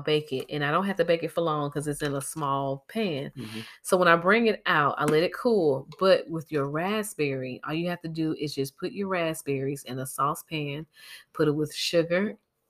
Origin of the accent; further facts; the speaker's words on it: Georgia, United States; moved away; I'm from Georgia